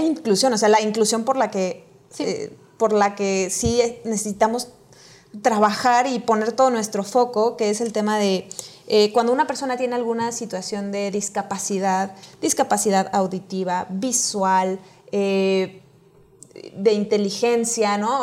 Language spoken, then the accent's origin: Spanish; Mexico